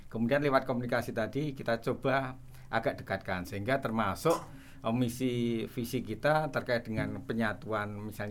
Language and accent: Indonesian; Yogyakarta, Special Region of Yogyakarta, Indonesia; born there; Uh, jadi kebetulan kita kan lahir di kota Jogja.